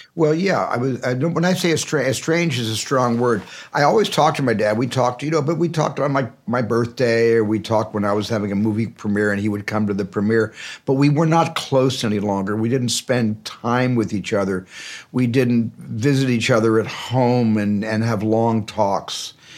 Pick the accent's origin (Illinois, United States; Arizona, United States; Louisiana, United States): Arizona, United States; in a family, in a large family growing up in Arizona.